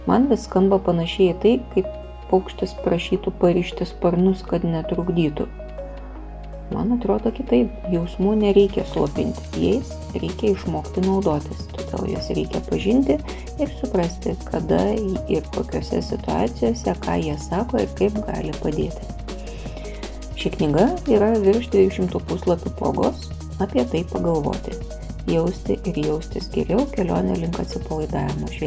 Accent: Lithuania

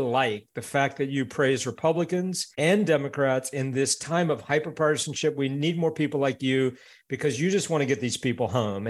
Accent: Tallahassee, Florida, United States; I grew up in Tallahassee, Florida

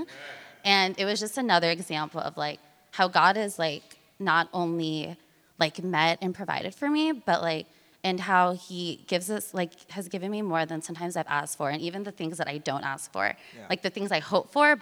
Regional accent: Merced, California, United States; moved away as an adult; also born or lived in South Africa / Philippines / San Francisco / Oakland; I grew up in Merced, California.

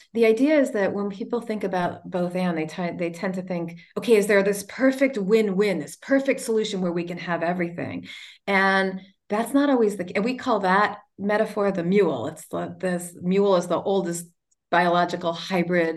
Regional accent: United States; we as the American people

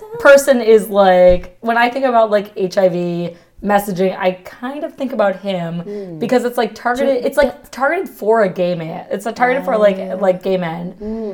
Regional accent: Massachusetts, United States; moved away; also born or lived in North Carolina; I'm from Catholic Massachusetts

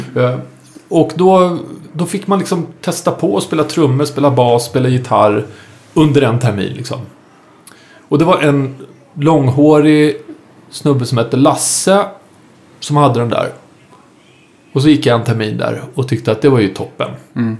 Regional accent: Saltsjöbaden, Stockholm County, Sweden; jag är uppvuxen ute i Saltsjöbaden

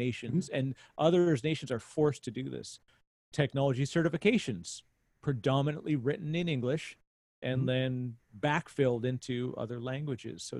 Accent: Canada; I'm Canadian

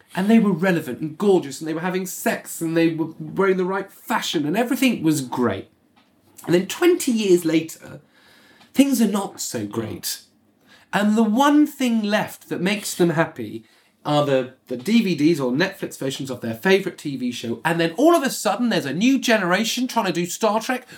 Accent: Bournemouth, South West England, United Kingdom; I was growing up in Bournemouth as a, you know, a working class white kid

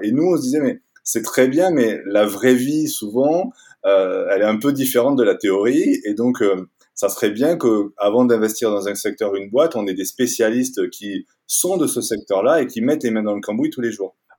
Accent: Toulouse, Occitania, France; moved away as an adult; also born or lived in Paris; now in Annecy, France; je suis toulousain. J'ai grandi, j'ai passé les 20 premières années de ma vie à Toulouse

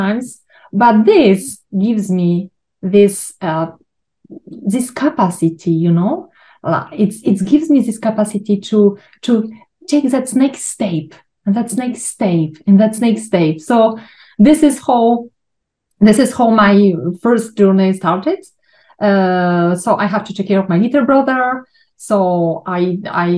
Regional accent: Poland; moved away; I was born in Poland. I grew in an orphanage

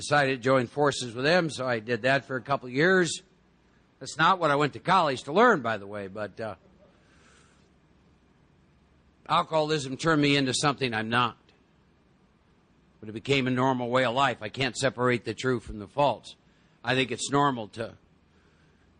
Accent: Iowa, United States; I was born and raised in Iowa.

